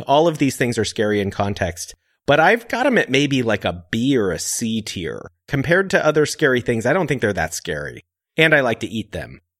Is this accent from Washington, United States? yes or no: yes; Seattle, Washington, United States; I'm from Seattle